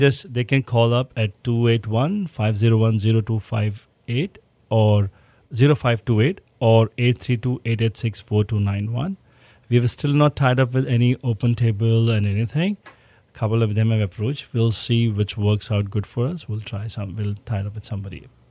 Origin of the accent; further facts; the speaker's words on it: Rajasthan, India; moved away as an adult; now in Houston, United States; I come from Rajasthan, born and brought up